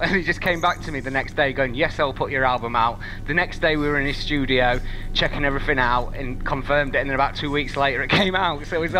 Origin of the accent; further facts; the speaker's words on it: Yorkshire and the Humber, United Kingdom; because I'm from Yorkshire